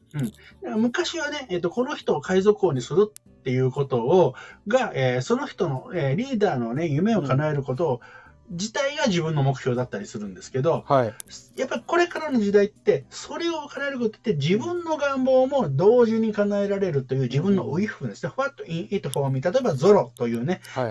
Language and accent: Japanese; Kansai, Japan; 関西人なんで